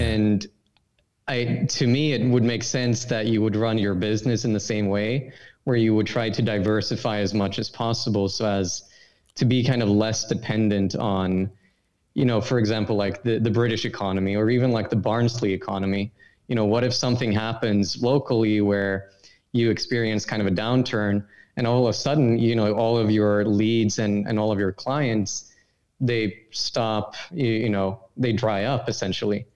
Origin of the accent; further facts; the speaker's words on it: Sweden; I'm from Sweden, obviously, and in high school I had I'd study this program called International Baccalaureate